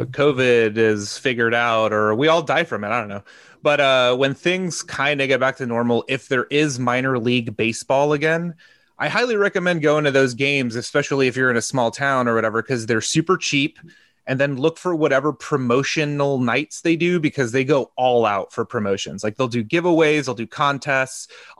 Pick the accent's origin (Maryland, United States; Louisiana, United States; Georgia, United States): Georgia, United States; Gwinnett County; I grew up in Gwinnett, so it's right near my mom's house.